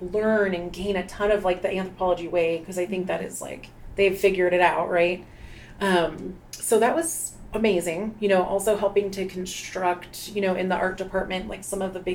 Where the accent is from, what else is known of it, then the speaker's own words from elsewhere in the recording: Albuquerque, New Mexico, United States; also born or lived in Los Angeles; I grew up here in Albuquerque, born and raised.